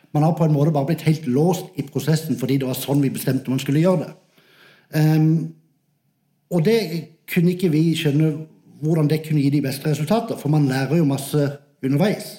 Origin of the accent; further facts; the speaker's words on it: Sørlandet, Southern Norway, Norway; accent: Sørlandet; moved away as an adult; also born or lived in Manchester; jeg er fra Sørlandet